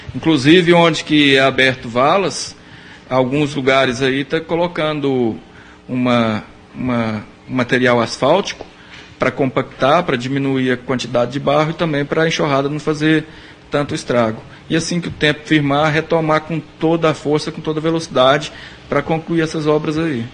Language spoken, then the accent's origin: Portuguese; São Gonçalo do Abaeté, Minas Gerais, Brazil; now in Rio Paranaíba, Brazil; eu sou de São Gonçalo do Baeté, mas em Rio Paranaíba eu estou há, há 16 anos